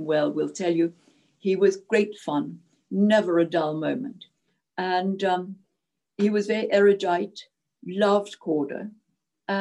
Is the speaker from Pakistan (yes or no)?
no; Zimbabwe; first language Czech; English is a second language; moved away as an adult; also born or lived in Czechoslovakia / Cawdor, Scotland; now in Scotland, United Kingdom; I adored my childhood from the age of 6 to 18 in Rhodesia